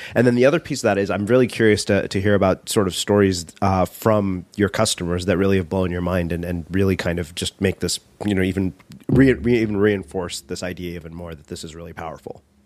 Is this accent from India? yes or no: yes; India; being Indian